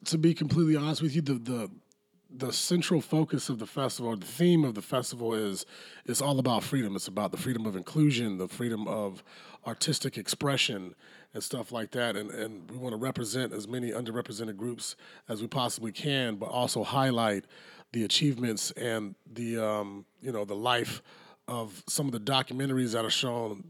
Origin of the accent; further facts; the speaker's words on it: South Carolina, United States; right here in my home state